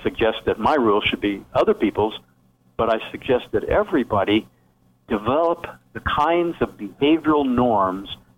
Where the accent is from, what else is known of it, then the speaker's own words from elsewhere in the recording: the Ozarks of Missouri, United States; moved away; also born or lived in Ohio; I grew up in the Ozarks of Missouri and on a farm.